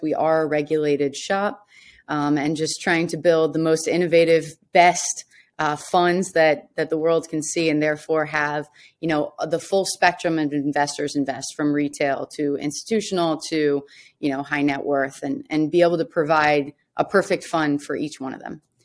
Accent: Washington, District of Columbia, United States; I'm from Washington, D C, um, and, yeah, so large military family

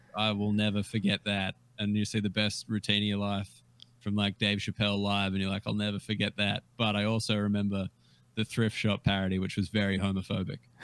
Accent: Australia; I was Australian and I wasn't from there

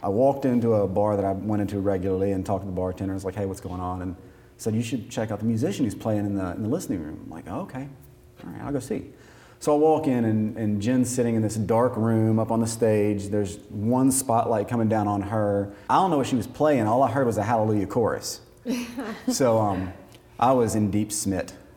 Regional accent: Atlanta, Georgia, United States; I was born in Atlanta, Georgia

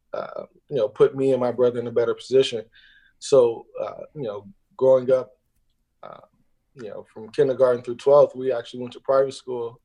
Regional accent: Inglewood, California, United States; I grew up out in Los Angeles, uh, Inglewood to be specific

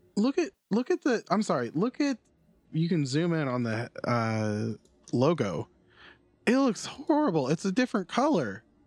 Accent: Florida, United States; I'm from Florida

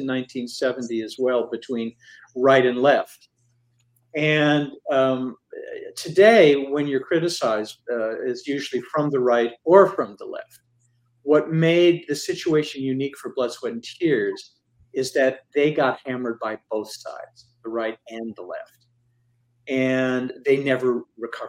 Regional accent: Midwest, United States; When I was growing up in the Midwest

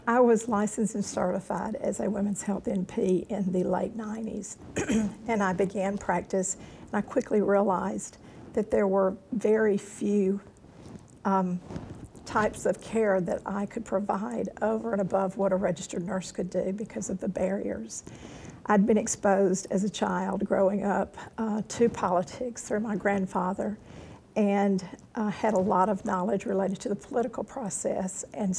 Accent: Columbia, South Carolina, United States; I'm from Columbia, South Carolina.

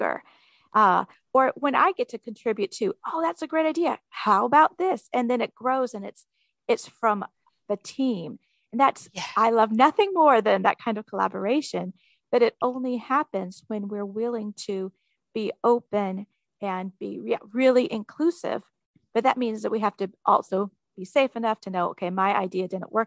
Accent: West Coast, United States; also born or lived in the South (US); now in the South, United States; I'm from the West Coast. I live in the South.

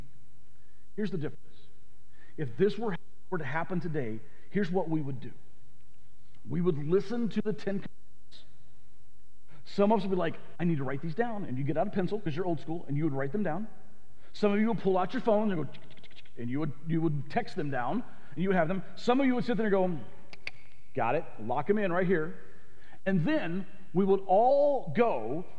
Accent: the South, United States; I grew up in the South. In the South, we would have said it like this.

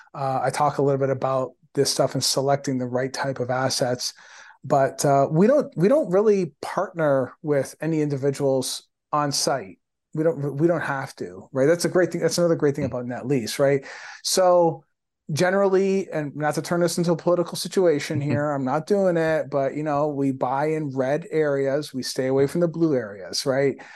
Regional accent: Windsor, Ontario, Canada; my hometown in Windsor, Ontario, small super small town

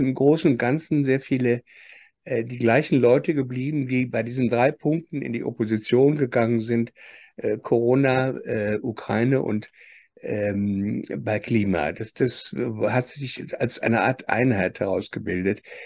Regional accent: Germany; nachdem wir gerade in Deutschland 70 Jahre aufgewachsen sind

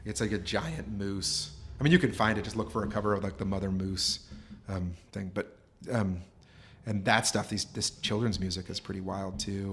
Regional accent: Anchorage, Alaska, United States; moved away as an adult; also born or lived in Homer, Alaska / Vermont / Pennsylvania; I was born and raised in Anchorage

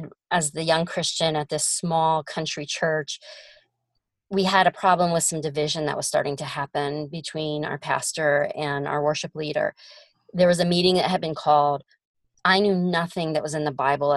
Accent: Ohio, United States; moved away as an adult; now in Oklahoma, United States; I'm from Ohio

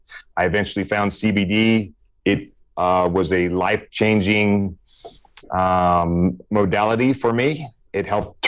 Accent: Meridian, Mississippi, United States; accent: Southern; now in Hawaii, United States; I grew up in Meridian, Mississippi.

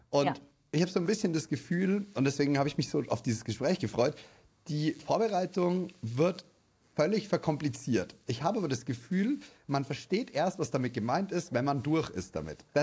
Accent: Bavaria, Germany

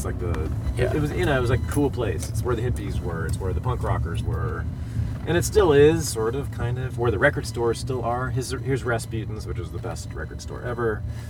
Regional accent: Berkeley, California, United States; moved away as an adult; also born or lived in New York City / Los Angeles / East Oakland; now in Oakland, United States; Just tour with me through my hometown.

